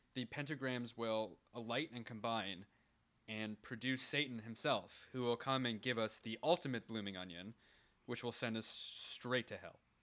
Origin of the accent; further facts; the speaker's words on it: Canada; we're Canadian, we don't have too many different accents